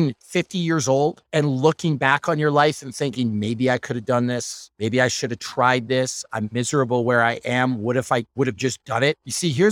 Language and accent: English; Northern Ontario, Canada; I'm from Northern Ontario. I'm from a super small town that nobody's ever heard of.